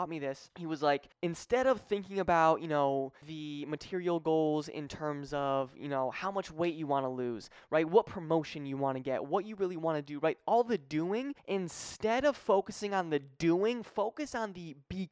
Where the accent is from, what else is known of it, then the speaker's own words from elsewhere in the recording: Connecticut, United States; moved away as an adult; also born or lived in Springfield, Massachusetts; now in Florida, United States; I'm from Connecticut, but I was living in Springfield at the time